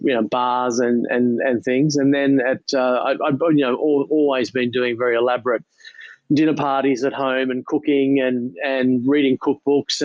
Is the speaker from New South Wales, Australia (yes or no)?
yes; Sydney, New South Wales, Australia; I grew up in Ballface Point, actually, in the southern suburbs of Sydney